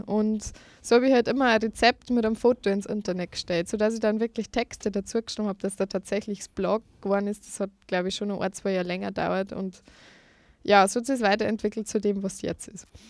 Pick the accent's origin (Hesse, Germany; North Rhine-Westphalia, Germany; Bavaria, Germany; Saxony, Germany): Bavaria, Germany; Lower; moved away as an adult; now in Vienna, Austria; eigentlich bin ich aus Niederbayern. Ähm, ich bin erst seit Oktober 2015 in Wien